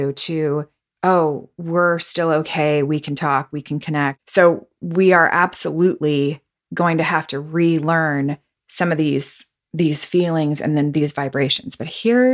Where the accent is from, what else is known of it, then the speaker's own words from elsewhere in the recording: the South, United States; moved away as an adult; also born or lived in Los Angeles; I grew up in the South